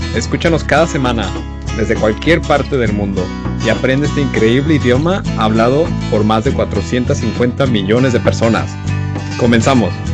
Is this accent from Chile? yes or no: no; Mexico; uno como mexicano